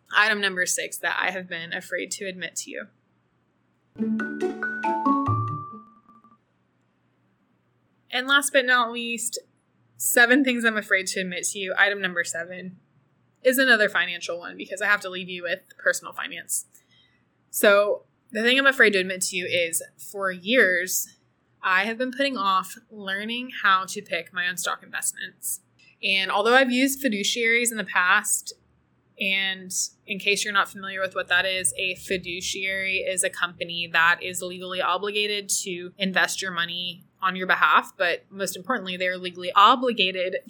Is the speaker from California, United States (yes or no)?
no; Austin, Texas, United States; moved away as an adult; now in El Salvador; I loved growing up in Austin. I'm so proud to be from Austin